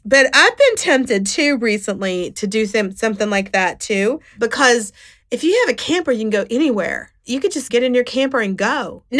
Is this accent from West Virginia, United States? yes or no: yes; West Virginia, United States; moved away; also born or lived in Connecticut; I'm from West Virginia and I still have that accent.